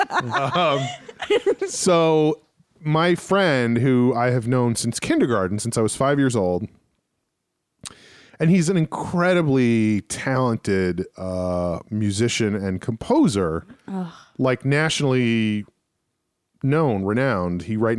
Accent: New Rochelle, New York, United States; moved away; also born or lived in Massachusetts; My hometown is celebrating its 325th anniversary of township

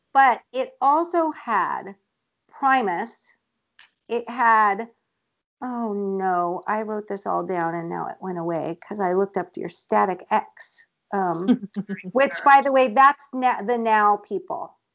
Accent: Colorado, United States; I'm from Colorado

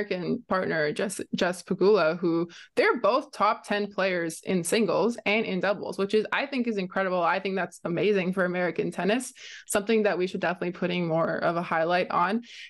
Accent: Canada; as a Canadian as well, I look at kind of the Canadian players kind of the same way.

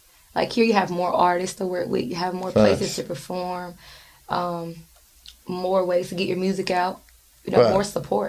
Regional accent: Goldsboro, North Carolina, United States; moved away as an adult; now in Raleigh, United States; I grew up in Goldsboro. I've been living in Raleigh for probably like a year and a half.

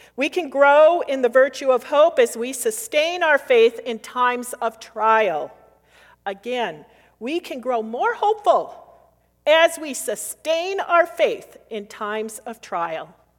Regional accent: United States; also born or lived in Minnesota / Wisconsin; I grew up near Min, the border of Minnesota and Wisconsin

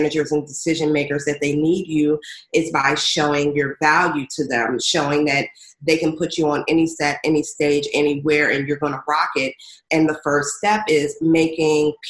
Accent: Washington, District of Columbia, United States; moved away as an adult; also born or lived in Brooklyn, New York; now in New York, United States; I was born in Brooklyn, but raised in the D.C. area. DMV, stand up

